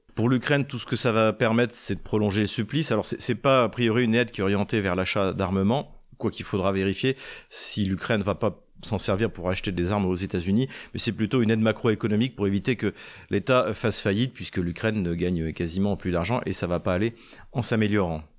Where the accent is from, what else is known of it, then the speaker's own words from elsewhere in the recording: Troyes, Grand Est, France; la région de Troyes, de, ma ville natale